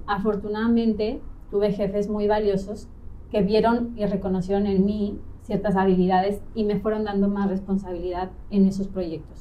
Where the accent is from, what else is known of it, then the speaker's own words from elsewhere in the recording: Mexico City, Mexico; moved away as an adult; now in Playa del Carmen, Mexico; tengo 38 años, soy de Ciudad de México